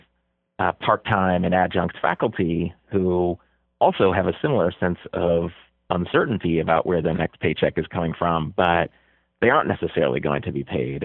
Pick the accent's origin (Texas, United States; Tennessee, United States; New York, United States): New York, United States; Buffalo; I was a little kid growing up in Buffalo